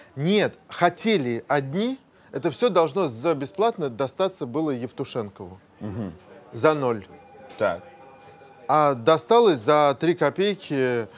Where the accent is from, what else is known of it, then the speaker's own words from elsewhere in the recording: Moscow, Russia; я родился в Москве